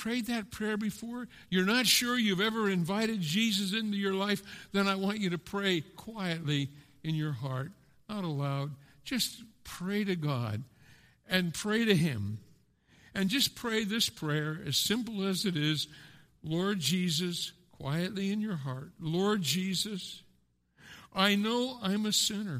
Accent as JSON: {"language": "English", "region": "Pennsylvania", "country": "United States", "tie": "born or raised there", "moved": "yes", "lives_now": "Westerlo, United States", "said": "I grew up in Pennsylvania"}